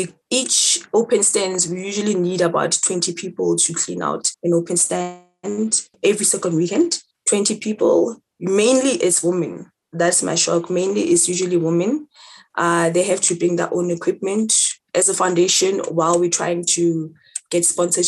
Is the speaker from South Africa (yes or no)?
yes; Soweto, Gauteng, South Africa; I'm from Soweto. I currently live in Soweto